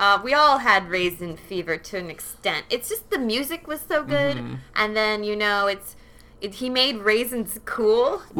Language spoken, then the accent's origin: English; Portland, Oregon, United States; like Ryan mentioned, I am from Portland.